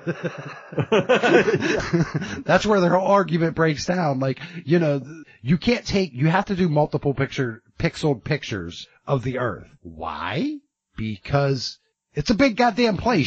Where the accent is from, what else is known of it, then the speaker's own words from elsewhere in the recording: United States; as an American citizen